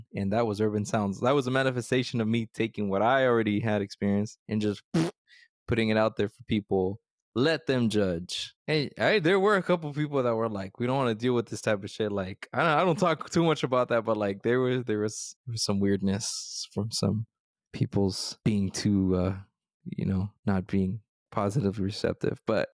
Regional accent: United States; born there; I was born in the States.

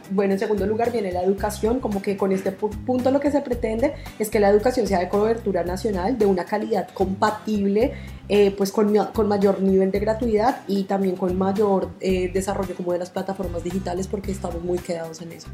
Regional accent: Colombia; now in Argentina; nosotros los colombianos

